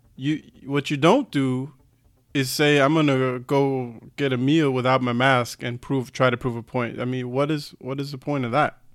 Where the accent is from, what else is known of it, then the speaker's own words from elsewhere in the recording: United States; moved away as an adult; now in Germany; being an American